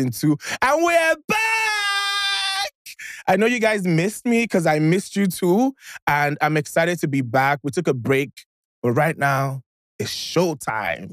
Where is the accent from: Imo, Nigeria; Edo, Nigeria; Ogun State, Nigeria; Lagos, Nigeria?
Imo, Nigeria; I'm from Imo State